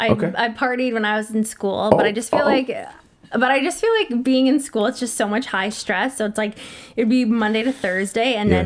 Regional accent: Mississauga, Ontario, Canada; also born or lived in Oakville / Guelph / England; now in Milton, Canada; Born and raised in Mississauga.

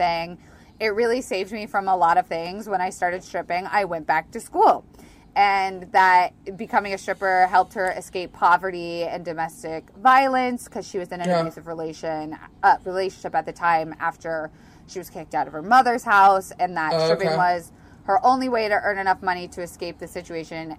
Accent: Tampa, Florida, United States; I come from Tampa, which is the strip club capital of the country.

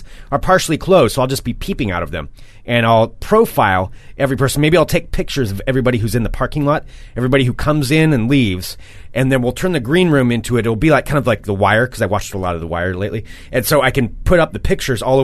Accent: Monmouth, Oregon, United States; I did grow up on a gravel road

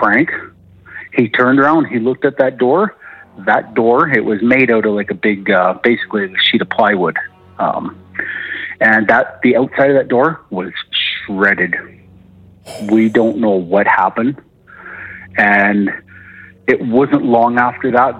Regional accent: Alberta, Canada; calling from Alberta

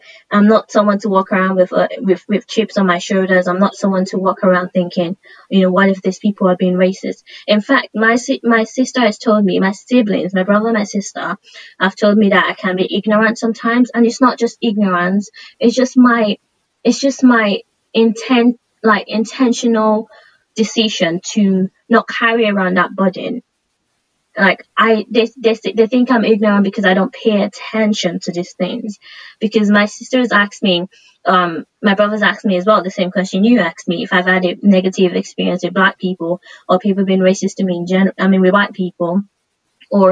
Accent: Nigeria; moved away; I grew up in Nigeria

